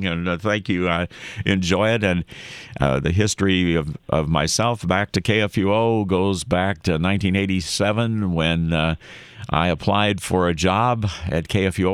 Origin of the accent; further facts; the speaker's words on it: Madison, Wisconsin, United States; moved away; I was born in Madison, you know, so I do have some roots in the Dairyland State